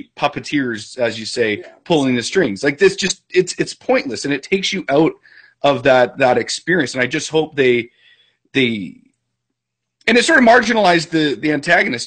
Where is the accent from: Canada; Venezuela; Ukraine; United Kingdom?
Canada; I'm Canadian